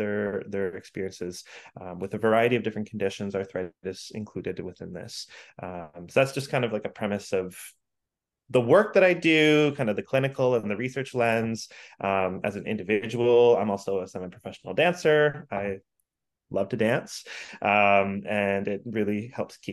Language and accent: English; Ontario, Canada; moved away as an adult; now in Vancouver, Canada; I grew up in Ontario